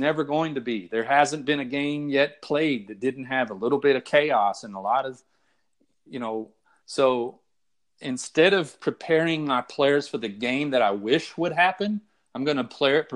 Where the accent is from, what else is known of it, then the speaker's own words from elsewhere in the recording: Texas, United States; I'm from Texas